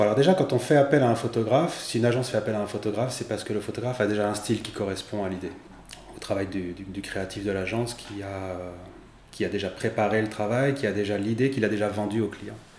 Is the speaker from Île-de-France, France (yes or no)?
no; Bouchemaine, Pays de la Loire, France; moved away as an adult; also born or lived in Mexico City, Mexico; now in Chalonnes-sur-Loire, France; j'ai passé mon enfance à Bushman, qui est donc à euh, la confluence de la Maine et de la Loire